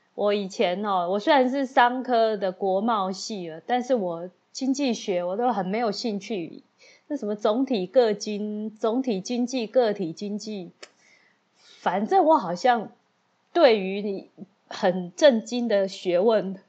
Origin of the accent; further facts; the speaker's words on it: Taiwan; 我就是台湾人嘛